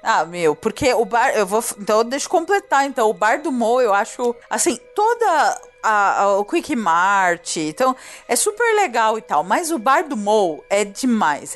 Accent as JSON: {"language": "Portuguese", "region": "São Paulo", "country": "Brazil", "tie": "born or raised there", "said": "Quando eu era criança aqui em São Paulo"}